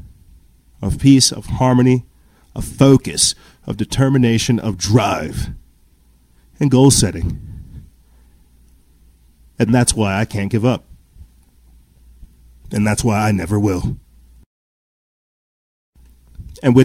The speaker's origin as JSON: {"language": "English", "region": "South Carolina", "country": "United States", "tie": "born or raised there", "said": "I'm from South Carolina"}